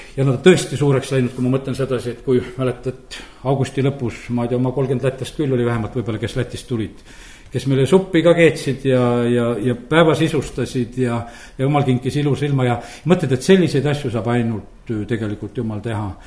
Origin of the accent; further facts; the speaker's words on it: Estonia; olen pastor Eestist